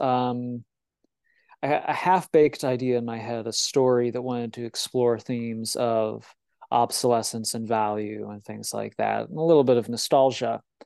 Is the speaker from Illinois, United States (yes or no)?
yes; Illinois, United States; I'm from Illinois